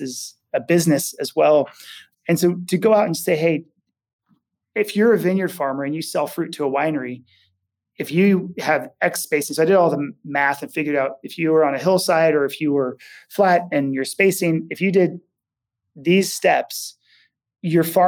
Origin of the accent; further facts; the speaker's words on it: Napa, California, United States; I grew up in Napa, Sonoma area